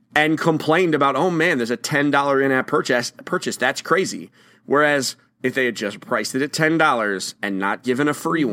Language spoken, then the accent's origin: English; Bangor, Maine, United States; I was born in Bangor, Maine